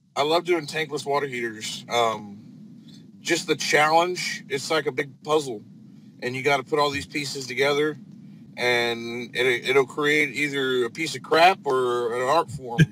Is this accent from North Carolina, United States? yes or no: no; northern Indiana, United States; now in Texas, United States; I'm from uh, northern Indiana. Um, I'm not a Texan, but I got here as fast as I could. Um, I lived up there since about uh, 2008, 2007.